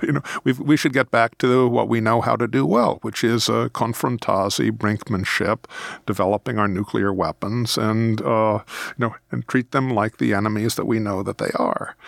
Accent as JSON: {"language": "English", "country": "United States", "said": "As an American citizen"}